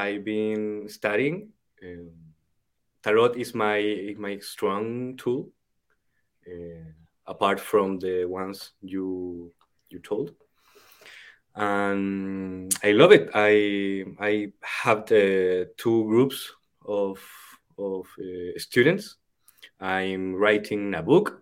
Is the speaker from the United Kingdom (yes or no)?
no; Chile; first language Spanish; English is a second language; I'm from the El Kibale in the Chilean Andes